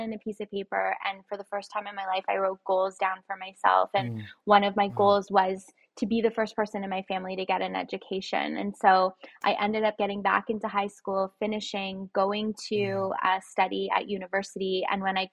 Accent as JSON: {"language": "English", "town": "Toronto", "region": "Ontario", "country": "Canada", "tie": "born or raised there", "said": "I was born here in Toronto, but I was raised in a household, a single parent household"}